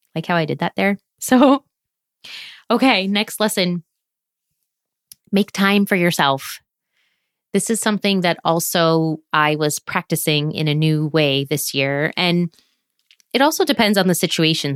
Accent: United States; moved away as an adult; now in France

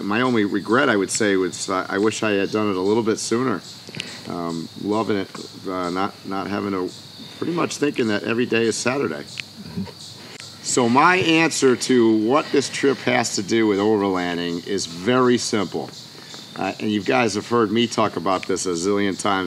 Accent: northern Connecticut, United States; moved away as an adult; also born or lived in New Hampshire / Vermont; I was born and raised in Connecticut, northern Connecticut.

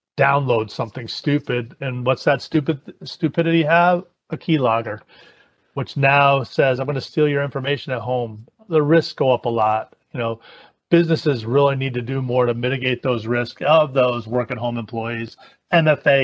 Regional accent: Hartford, Connecticut, United States; now I'm from Hartford

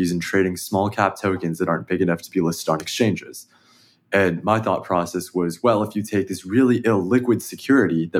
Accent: Danville, California, United States; I grew up in the Bay Area. I grew up in Danville, which is not too far away from where the Warriors play

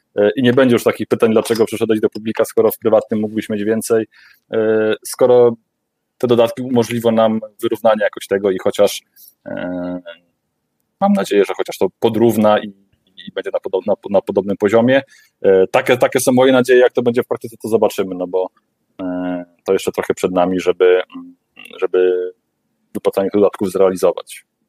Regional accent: Warmian-Masurian Voivodeship, Poland; pochodzę trochę z tamtych rejonów

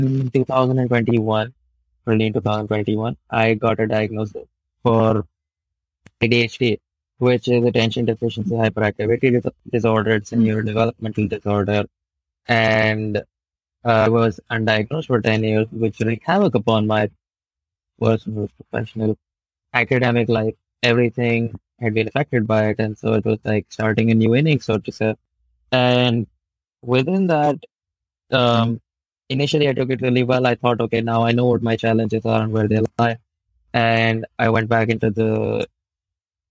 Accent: New Delhi, Delhi, India; I'm from New Delhi, India

